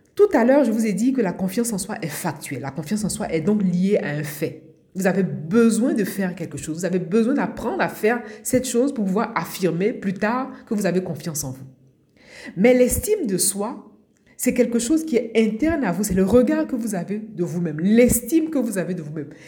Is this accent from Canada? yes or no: no; Abidjan, Côte d’Ivoire; moved away as an adult; now in France; Je suis née à Abidjan, en Côte d'Ivoire. J'ai grandi euh, à Abidjan, en Côte d'Ivoire. Et je suis arrivée en France pour faire mes études.